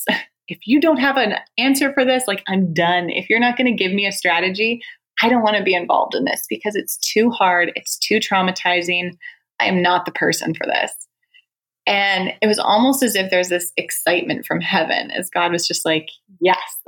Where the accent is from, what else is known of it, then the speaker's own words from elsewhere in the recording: Canada; moved away; Canada, actually. I'm Canadian.